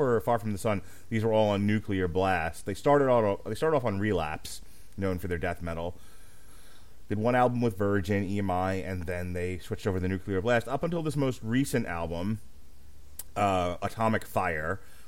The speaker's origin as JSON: {"language": "English", "country": "United States", "said": "I'm an American"}